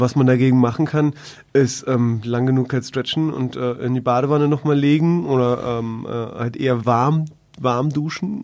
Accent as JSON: {"language": "German", "region": "Berlin", "country": "Germany", "said": "als Berliner"}